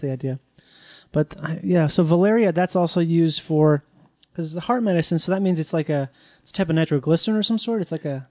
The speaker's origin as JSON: {"language": "English", "region": "Minnesota", "country": "United States", "said": "I'm from Minnesota."}